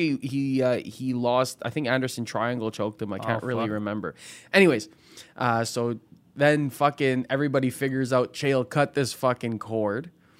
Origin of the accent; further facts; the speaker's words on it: Philippines; I'm a Filipino priest.